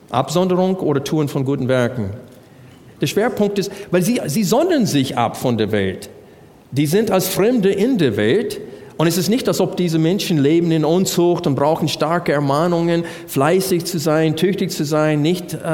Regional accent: United States; German is a second language; ich als Amerikaner kann das Wort Brüder nicht in Einzahl sagen.

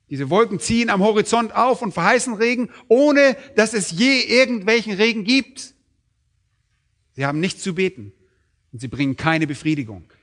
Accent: Berlin, Germany; Und als Berliner sind wir nicht gerade so landwirtschaftlich geprägt.

